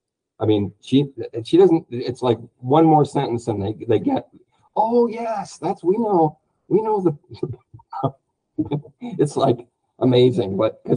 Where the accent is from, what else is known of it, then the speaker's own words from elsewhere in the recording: United States; Because as an American, statistically, we move every 5 years, even if it's just in the same city.